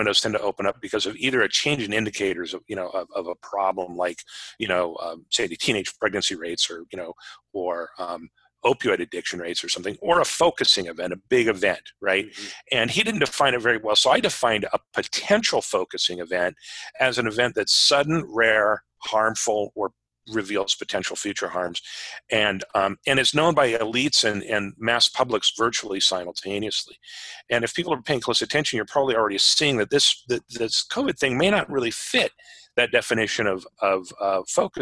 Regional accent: Anchorage, Alaska, United States; moved away as an adult; also born or lived in Washington; People who know me know that I grew up in Alaska. I grew up in Anchorage.

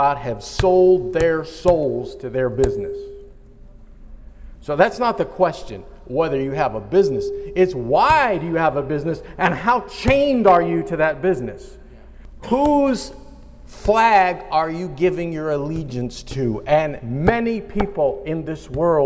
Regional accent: United States; I am an American citizen

